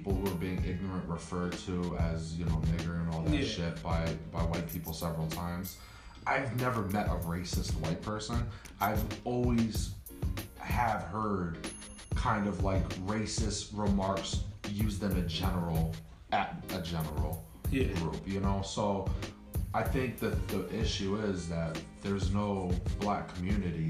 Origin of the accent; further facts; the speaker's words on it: Hartford, Connecticut, United States; I'm white, but I grew up in Hartford